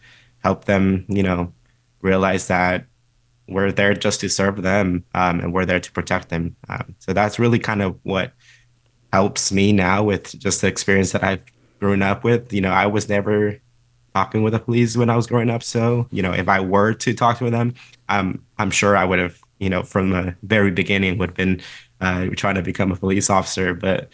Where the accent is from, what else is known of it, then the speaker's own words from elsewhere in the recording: San Fernando Valley, California, United States; I came from a community, I'm from the San Fernando Valley.